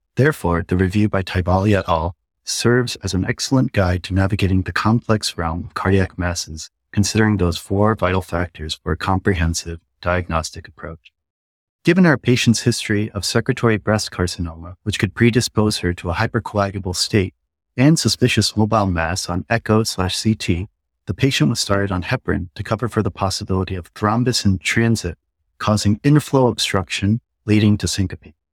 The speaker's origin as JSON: {"language": "English", "town": "Ann Arbor", "region": "Michigan", "country": "United States", "tie": "born or raised there", "moved": "yes", "said": "I'm a Korean American that grew up in Ann Arbor, Michigan."}